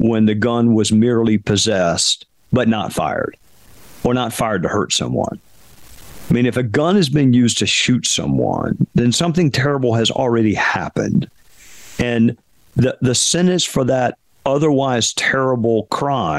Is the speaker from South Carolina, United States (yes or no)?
yes; Spartanburg, South Carolina, United States; Wofford, which is a small liberal arts school in my hometown